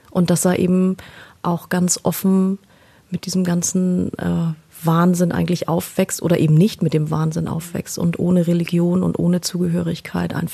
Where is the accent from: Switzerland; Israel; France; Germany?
Israel; da meine Heimat Israel ist, beziehungsweise meine Familie in Israel lebt, wäre das jetzt so von dem Essen her genau das, um äh, eigentlich nach Israel zu reisen mit dir.